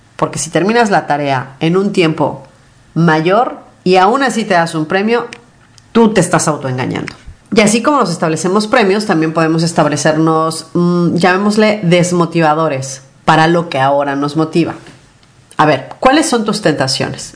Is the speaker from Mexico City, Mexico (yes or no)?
yes; Mexico City, Mexico; yo soy de la Ciudad de México y la Ciudad de México es enorme.